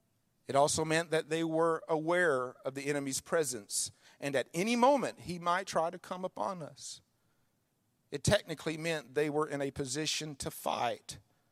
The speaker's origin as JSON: {"language": "English", "region": "Mississippi", "country": "United States", "tie": "born or raised there", "said": "You guys are in the country. I was raised in Mississippi. We had all kind of mud."}